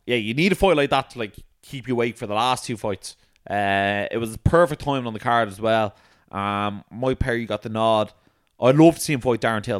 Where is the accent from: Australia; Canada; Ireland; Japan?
Ireland; we're from Ireland